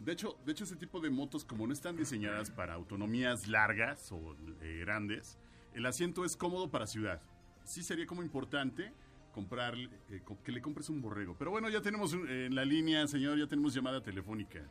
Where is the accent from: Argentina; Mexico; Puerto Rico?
Mexico; somos los mexicanos